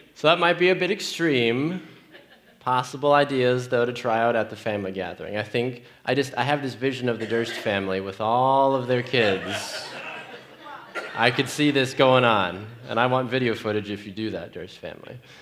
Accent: Green Bay, Wisconsin, United States; Growing up in Green Bay, Wisconsin, as a 10 year old boy

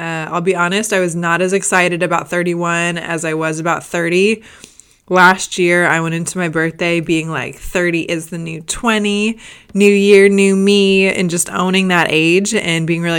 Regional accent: Gainesville, Florida, United States; born there; also born or lived in Boston; so I was actually born in Gainesville, Florida. Whoop, whoop, go Gators. And from there, we lived in Boston for a little bit

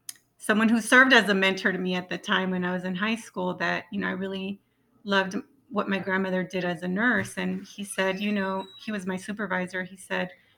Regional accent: Yuma, Arizona, United States; I'm from, you know, where Cesar Chavez was from

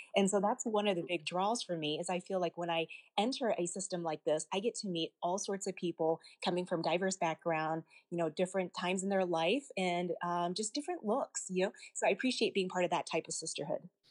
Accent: Arkansas, United States; as a child, I was born in the States, I was actually born in Arkansas, and I remember growing up as a young child

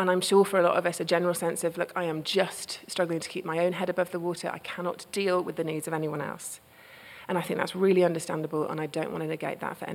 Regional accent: United Kingdom; now in United States

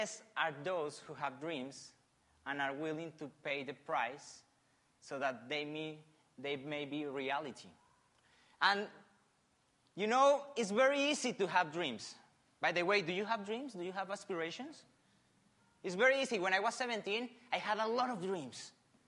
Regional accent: Colombia; English is a second language; moved away as an adult; also born or lived in Argentina; now in Australia; I'm from Colombia, right? I was born in the 85

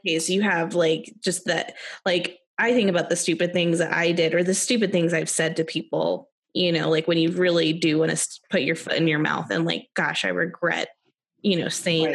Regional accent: United States; as an American

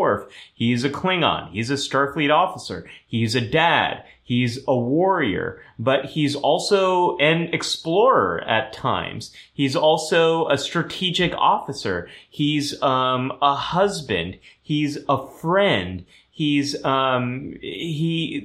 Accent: California, United States; first language German; English is a second language; I am a Californian

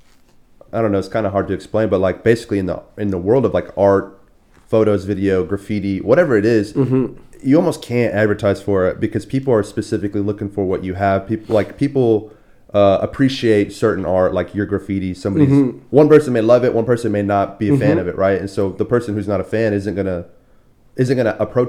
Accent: Texas, United States; I grew up in Texas my whole life.

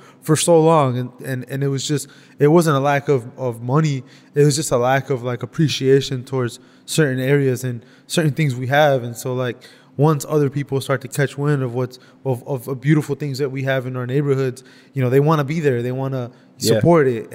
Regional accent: Detroit, Michigan, United States; I am a muralist from Southwest Detroit.

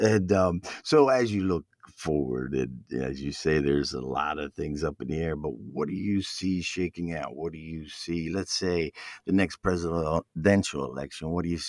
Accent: Philadelphia, Pennsylvania, United States; moved away; in Philadelphia, in my hometown

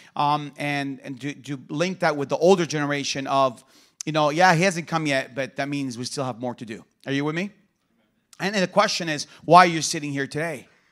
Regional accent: Bethlehem, West Bank, Palestine; also born or lived in Jerusalem; I was born in Jerusalem, and I grew up in the city of Bethlehem, the birth city of Jesus Christ

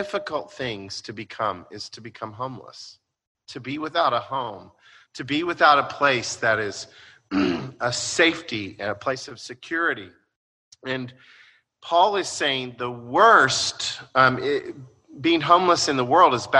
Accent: United States; by being Americans

